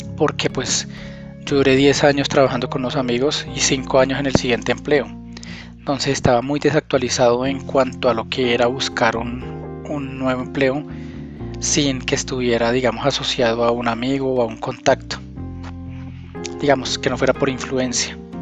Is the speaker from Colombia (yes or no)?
yes; Colombia; aquí en mi país, en Colombia